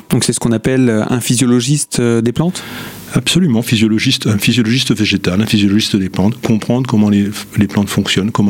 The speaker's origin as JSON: {"language": "French", "town": "Nancy", "region": "Grand Est", "country": "France", "tie": "born or raised there", "said": "Je suis, né à Nancy euh, il y a un certain nombre de, décennies. Euh, j'ai fait mes études à l'université de Nancy, appelée à l'époque Université Henri Poincaré."}